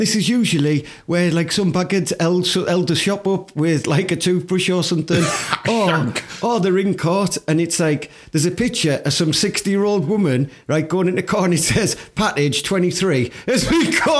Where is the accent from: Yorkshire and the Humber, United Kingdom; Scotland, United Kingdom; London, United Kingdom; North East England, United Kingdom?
North East England, United Kingdom; Teesside; I am from Teesside